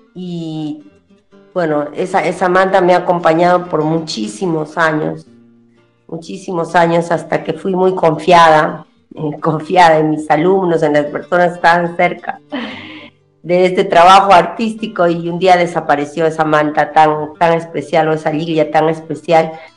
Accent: Huanta, Ayacucho, Peru; now in Tacna, Peru; yo soy de Huanta, del, departamento de, Ayacucho, de la provincia de Huanta, del distrito de Luricocha

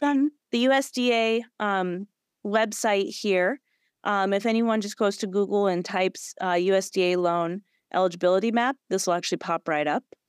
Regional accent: Illinois, United States; now in Florida, United States; I'm coming live from, um, Illinois, actually, my hometown

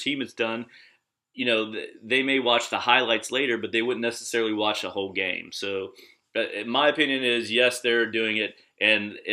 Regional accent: the South, United States; now in Los Angeles, United States; I'm from the South

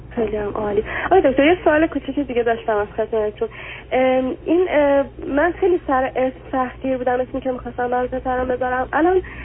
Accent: Iran; moved away as an adult; ما دوتا ایرانی هستیم اینجا

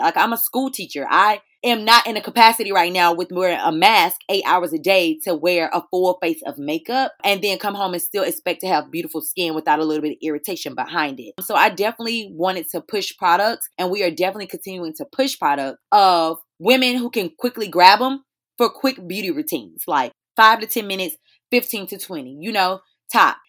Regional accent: High Point, North Carolina, United States; I'm originally from High Point, North Carolina

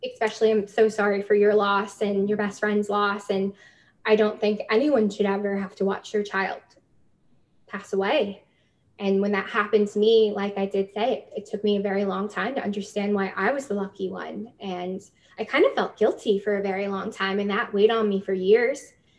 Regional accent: New York City, New York, United States; moved away as an adult; And it was hard moving to a new country at 25. I was the girl from New York City that everyone's like, okay.

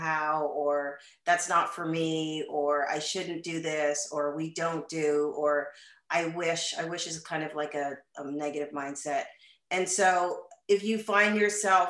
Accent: Canada; moved away as an adult; now in United States; I am originally from Canada, born and raised. I moved to the United States some 20 years ago.

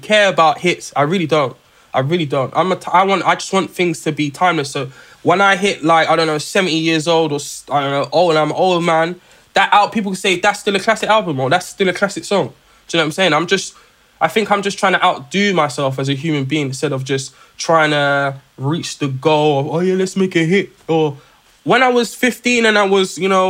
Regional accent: London, United Kingdom; I come from South London

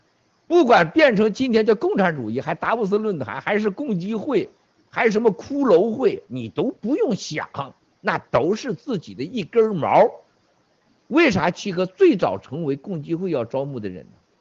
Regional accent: China; 我们中国人现在最重要的事情，把别把自己活得跟猪狗似的

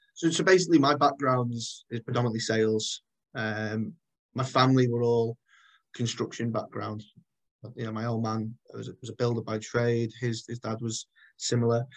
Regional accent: Chester, North West England, United Kingdom; I'm from, I'm born and bred in Chester.

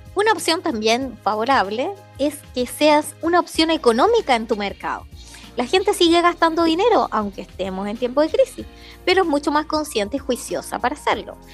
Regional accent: Chile; now in Villa Alemana, Chile; Yo no soy de Valpo ni de Viña, soy del interior

